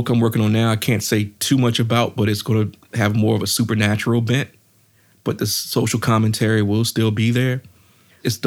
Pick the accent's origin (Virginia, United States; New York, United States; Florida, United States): Virginia, United States; I'm from Virginia.